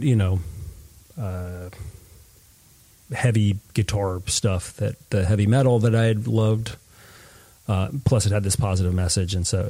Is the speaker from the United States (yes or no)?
yes; Stratford, Connecticut, United States; I grew up and did most of my formative years in Stratford, which is sort of southern Connecticut between Bridgeport and New Haven